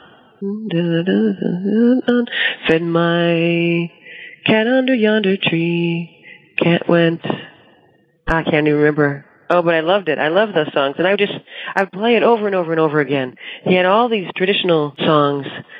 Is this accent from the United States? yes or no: yes; Ohio, United States; moved away as an adult; now in New York State, United States; I was growing up in Ohio, because I lived in the Cuyahoga River Valley